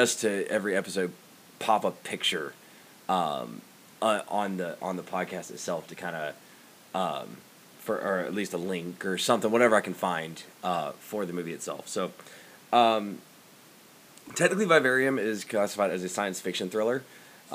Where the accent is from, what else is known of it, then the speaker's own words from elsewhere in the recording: Georgia, United States; now in Iowa, United States; I live in Iowa. I'm from Georgia originally.